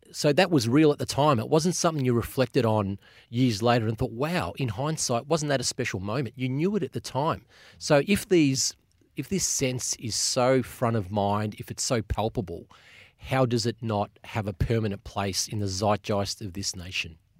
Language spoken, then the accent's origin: English; Australia; as an Australian